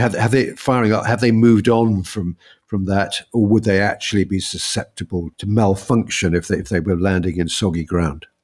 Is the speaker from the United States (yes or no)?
no; United Kingdom; we're British